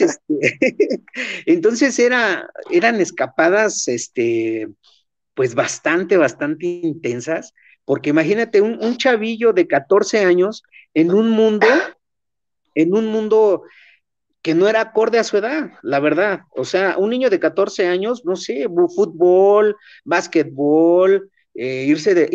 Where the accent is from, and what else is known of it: Chimalhuacán, State of Mexico, Mexico